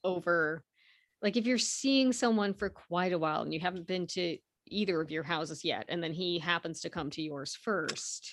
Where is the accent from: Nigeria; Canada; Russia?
Canada; I was born in Canada, my parents were born in Canada, their parents were born in Canada